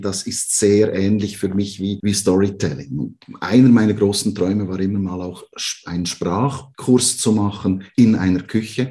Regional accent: Switzerland; bei uns in der Schweiz, im Wallis

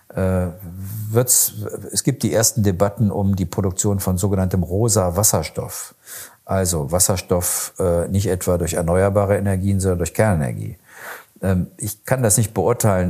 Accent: Germany; bei uns in Deutschland

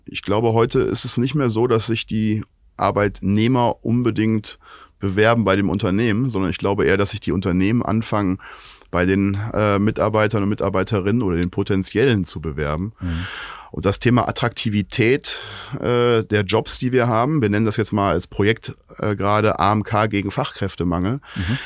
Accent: Oberbergisches Land, North Rhine-Westphalia, Germany; now in Cologne, Germany; Ich komme aus dem Oberbergischen.

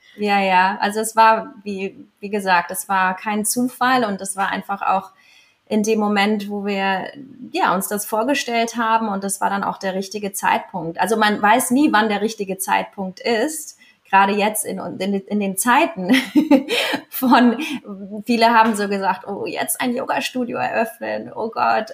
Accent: Andratx, Balearic Islands, Spain; ich bin hier aufgewachsen. Ich komme aus Andratsch. Ich bin halb Mallorquinerin und halb Deutsche

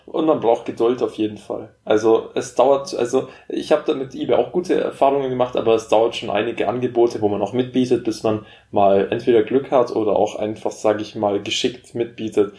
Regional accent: Memmingen, Bavaria, Germany; dass wir bei uns in Memmingen auch einen Flughafen haben

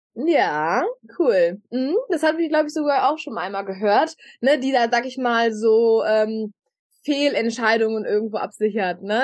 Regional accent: Hamburg, Germany; Ich habe einen Mann, wir kommen aus Hamburg

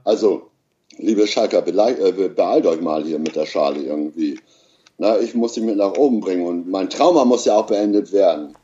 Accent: East Frisia, Lower Saxony, Germany; ich bin äh, Ossi, also Ostfriese

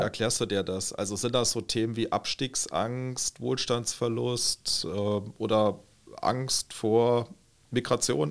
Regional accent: St. Wendel district, Saarland, Germany; Namborn, äh, Gemeinde aus mhm. dem Landkreis, wo ich herkomme

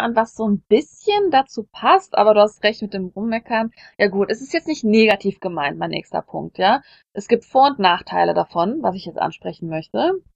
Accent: Germany; moved away; also born or lived in South Korea

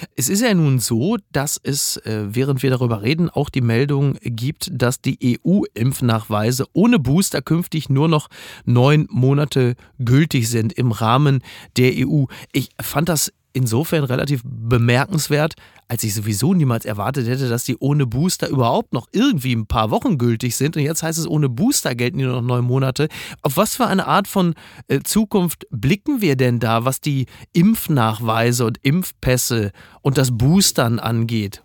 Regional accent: North Rhine-Westphalia, Germany; moved away; also born or lived in Hamburg; meiner Heimat NRW

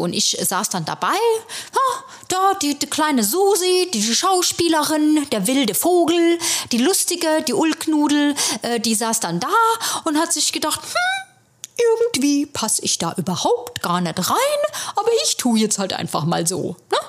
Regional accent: Germany; moved away as an adult; now in New York, United States; ich als äh, Deutsche hier

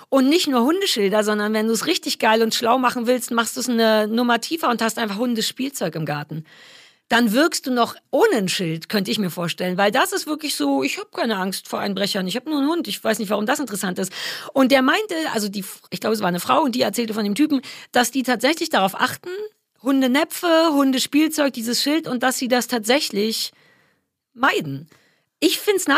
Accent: Germany; Doch, ich komme aus der DDR. Du kannst froh sein, dass ich überhaupt atmen durfte.

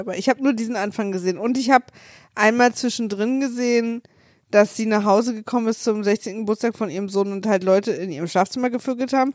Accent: Berlin, Germany; ich bin Berlinerin

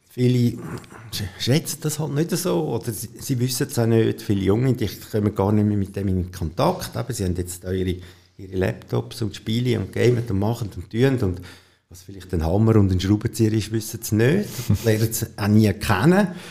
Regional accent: Rüti, Zurich, Switzerland; also born or lived in Bubikon; ich bin in Rüti geboren und am Anfang haben wir noch auf einem Bauernhof gewohnt

